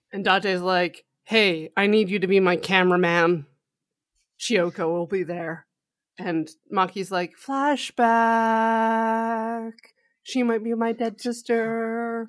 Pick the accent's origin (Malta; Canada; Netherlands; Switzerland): Canada; we're Canadian